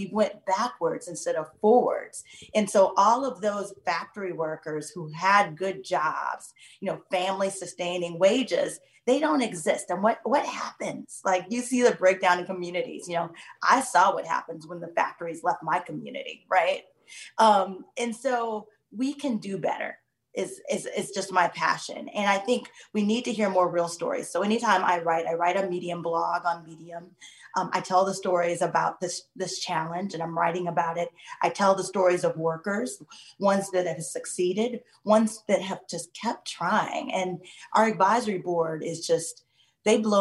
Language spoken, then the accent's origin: English; Midwest, United States; I was raised in the Midwest